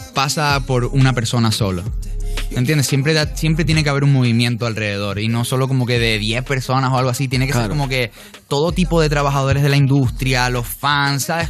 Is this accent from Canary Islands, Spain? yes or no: yes; Tejina, Canary Islands, Spain; moved away as an adult; now in Miami, United States; yo vengo de Tenerife, ¿ok? De un pueblo que se llama Tejina, que son 10.000 personas que nos conocemos todos